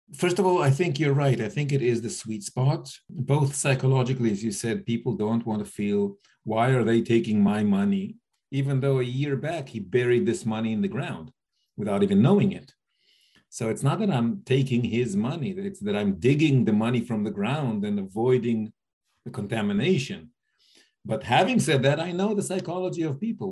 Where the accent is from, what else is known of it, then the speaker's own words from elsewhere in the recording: United States; moved away as an adult; also born or lived in India; I grew up in the States